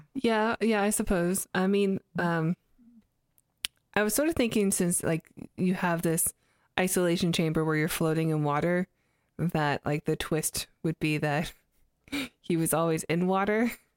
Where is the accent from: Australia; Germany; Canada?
Canada; moved away; I'm Canadian, so we use Z up there